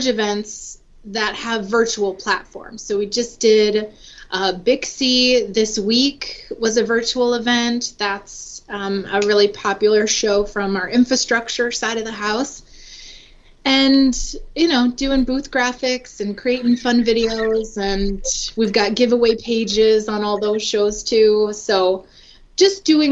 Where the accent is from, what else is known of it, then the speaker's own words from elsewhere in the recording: Minnesota, United States; moved away as an adult; now in Gwinnett County, Georgia, United States; I'm originally from Minnesota